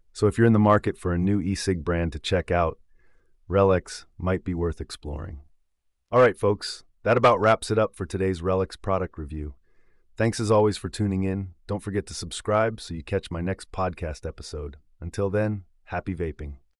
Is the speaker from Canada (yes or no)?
no; England, United Kingdom; now in United States; As an Englishman living here in the States